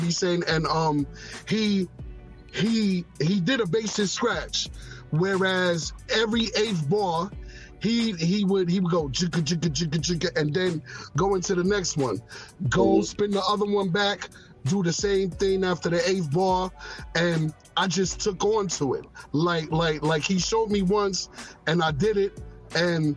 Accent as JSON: {"language": "English", "town": "New York City", "region": "New York", "country": "United States", "tie": "born or raised there", "moved": "yes", "said": "Born and raised in the Bronx. I was born in Bronx Lebanon Hospital."}